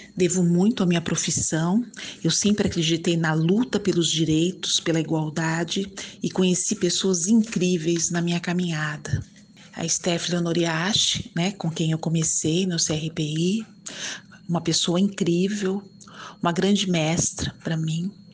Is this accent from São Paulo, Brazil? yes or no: yes; Bauru and Campinas, São Paulo, Brazil; born or raised there; also born or lived in Ribeirão Preto; now in Santos, Brazil